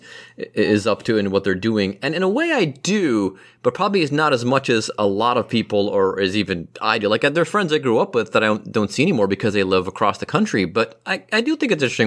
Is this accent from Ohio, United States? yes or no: yes; Cleveland, Ohio, United States; now in Cincinnati, United States; I'm from Cleveland